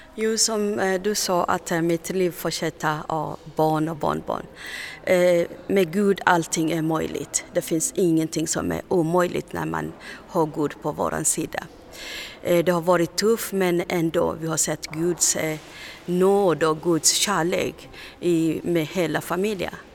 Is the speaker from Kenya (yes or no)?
yes; Kenya; Swedish is a second language; moved away as an adult; also born or lived in Tanzania / Uganda; now in Sweden; jag är kenyan men jag flyr från Kenya, Tanzania